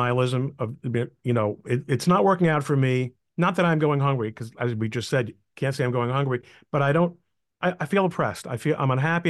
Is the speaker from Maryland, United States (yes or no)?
no; New York City, New York, United States; I was born in Queens, which is in the United States of America.